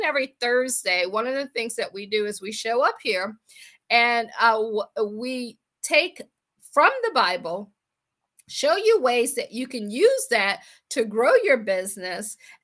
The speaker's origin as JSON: {"language": "English", "town": "Akron", "region": "Ohio", "country": "United States", "tie": "born or raised there", "also_born_or_lived": "Washington, D.C. / Baltimore / Boston / Pittsburgh", "moved": "as an adult", "said": "I am from Akron, Ohio. I always say I grew up shy, sheltered in church basically 6 days a week."}